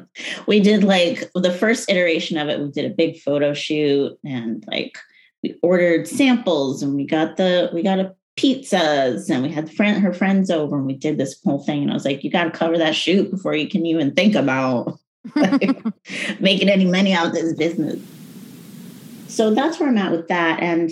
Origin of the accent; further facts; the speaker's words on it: United States; I'm very passionate online about identity. I'm very American and I'm very anti-woke and very passionate about that.